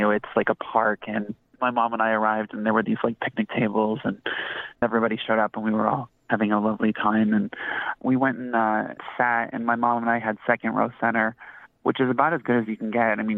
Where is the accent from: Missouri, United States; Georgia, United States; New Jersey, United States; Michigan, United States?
Michigan, United States; Detroit; I'm in my hometown. Yeah. And uh, in Detroit, like the houses are like two feet apart